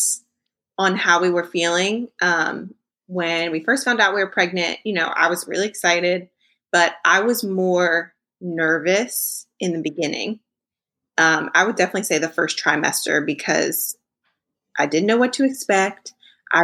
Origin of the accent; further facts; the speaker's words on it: New Jersey, United States; moved away as an adult; now in Dallas, United States; We are originally from southern New Jersey. We're both from South Jersey, both born and raised.